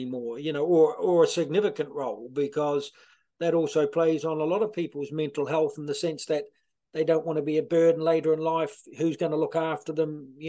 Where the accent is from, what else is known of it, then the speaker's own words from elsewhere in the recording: Ashburton, Canterbury, New Zealand; moved away as an adult; now in Ireland; I'm from a small little country. Well, not small, smallish. It's grown in the last few years. Ashburton, a small kind of a rural countryside town, about 50 miles south of Christchurch.